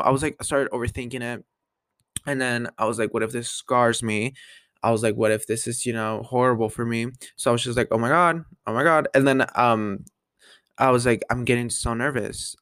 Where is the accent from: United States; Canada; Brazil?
United States; Colorado; born or raised there